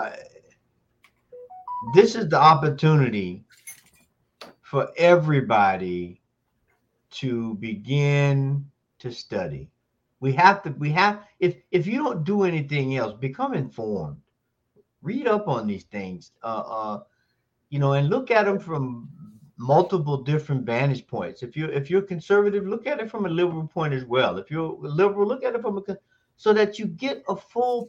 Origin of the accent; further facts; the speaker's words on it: Tallahassee, Florida, United States; There's a case in my hometown involving my alma mater, Florida A&M University